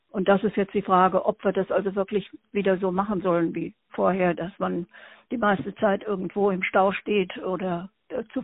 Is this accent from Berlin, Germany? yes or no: yes; Berlin, Germany; born there; now in Ruhr, Germany; Ich bin in Berlin geboren und dann äh, über viele Stationen also nun äh, zum Ende der Schulzeit hier im Ruhrgebiet gelandet und seitdem hier hängen geblieben